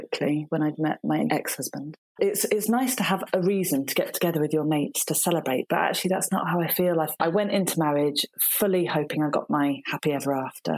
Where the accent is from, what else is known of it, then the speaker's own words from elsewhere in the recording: Shropshire, West Midlands, United Kingdom; accent: northern; moved away as an adult; also born or lived in Nottingham; now in Dorset, United Kingdom; I was brought up in Shropshire